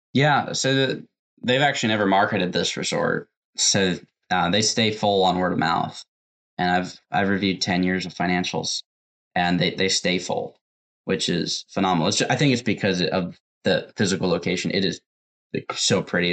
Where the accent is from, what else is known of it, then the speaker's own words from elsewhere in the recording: Tacoma, Washington, United States; also born or lived in Renton, Washington; From Washington. I was born in Tacoma